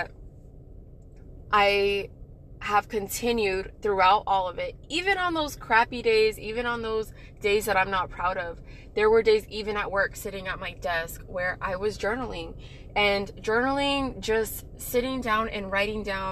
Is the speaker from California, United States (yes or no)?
no; El Paso, Texas, United States; moved away as an adult; also born or lived in Moody Air Force Base, Georgia; when I got back to El Paso, Texas, my hometown